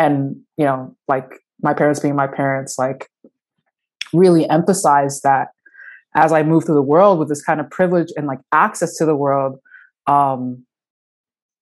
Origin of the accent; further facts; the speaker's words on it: New Jersey, United States; moved away as an adult; now in Minneapolis, United States; I'm a transplant from the East Coast, from New Jersey.